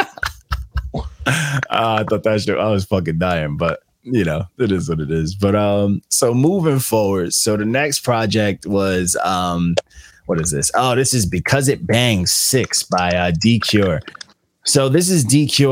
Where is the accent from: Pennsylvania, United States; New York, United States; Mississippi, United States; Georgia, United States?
New York, United States; Long Island; I'm from Long Island.